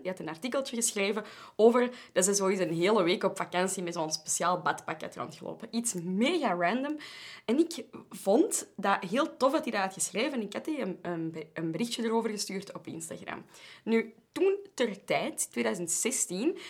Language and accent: Dutch; Belgium; wij from Europe waren en zo Belgium